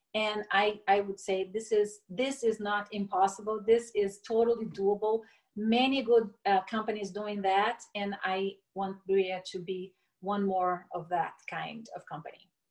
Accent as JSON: {"language": "English", "town": "Brasília", "region": "Federal District", "country": "Brazil", "tie": "born or raised there", "also_born_or_lived": "Niterói, Rio de Janeiro, Brazil", "said": "I was raised in Brasilia, the capital"}